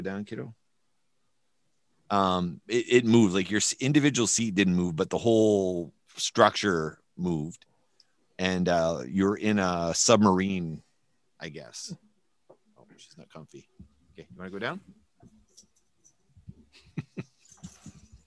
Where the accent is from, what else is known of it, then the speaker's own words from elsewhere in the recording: New Brunswick, Canada; now in Winnipeg, Canada; Todd and I grew up in New Brunswick